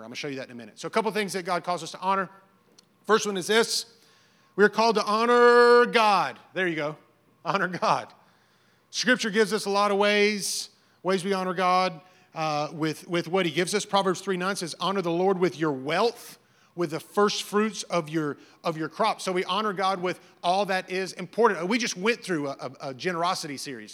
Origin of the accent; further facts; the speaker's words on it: the South, United States; I grew up in the South